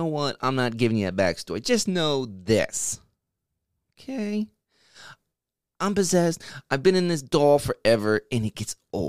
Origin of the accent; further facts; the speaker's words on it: East Coast, United States; I'm from the East Coast. That's all you need to know.